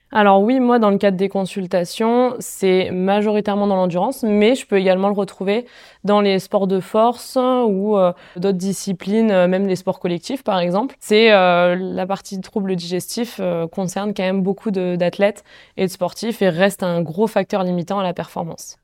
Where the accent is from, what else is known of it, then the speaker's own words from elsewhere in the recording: Font-Romeu, Occitania, France; je viens de Font-Romeu, j'ai grandi là-bas